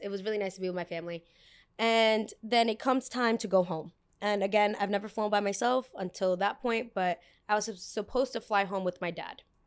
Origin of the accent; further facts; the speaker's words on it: New York City, New York, United States; they very much know I'm American